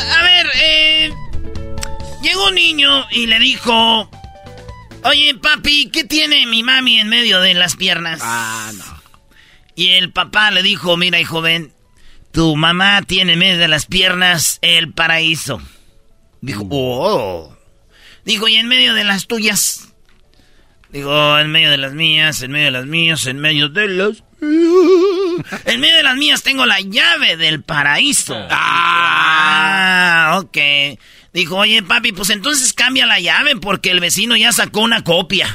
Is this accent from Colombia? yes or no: no; Mexico; nosotros somos mexicanos